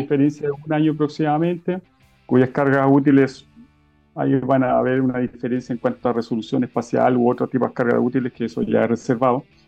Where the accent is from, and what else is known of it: Chile